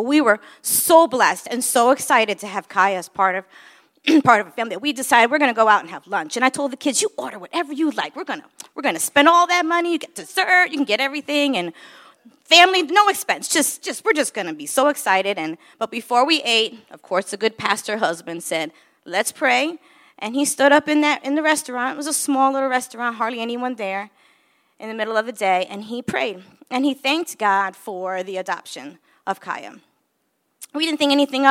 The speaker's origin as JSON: {"language": "English", "region": "New York", "country": "United States", "tie": "born or raised there", "also_born_or_lived": "Chicago / Philadelphia", "moved": "as an adult", "said": "I was born in New York and grew up in New York"}